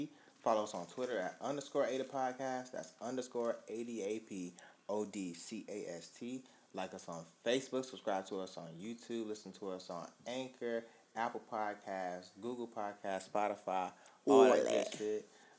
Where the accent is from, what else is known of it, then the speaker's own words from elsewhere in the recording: Canada; I'm a Canadian. I can't vote here